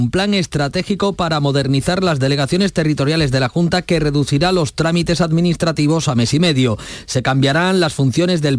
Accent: Andalusia, Spain; Estoy muy emocionado por el nombramiento como hijo predilecto de mi tierra Andalucía. Espero devolver con, con, trabajo y esfuerzo y dedicación todo el cariño que me ha dado mi tierra Andalucía desde mi nacimiento

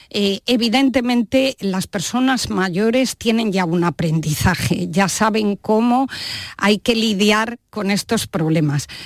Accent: Valladolid, Castile and León, Spain; yo soy vallisoletana

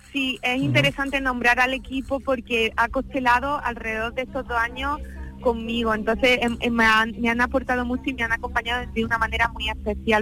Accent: Úbeda, Andalusia, Spain; en Úbeda, que es mi ciudad, que es mi territorio, que es mi tierra

